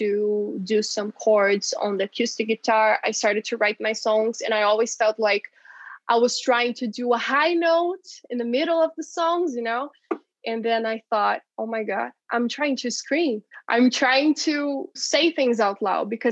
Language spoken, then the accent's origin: English; Brazil; now in Curitiba, Brazil; my hometown